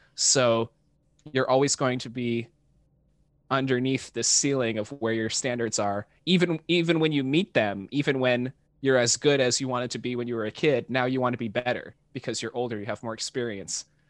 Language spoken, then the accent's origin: English; Dallas–Fort Worth area, North Texas, United States; now in Los Angeles, United States; I grew up in North Texas, um, in the suburbs of, like, the Dallas and Fort Worth area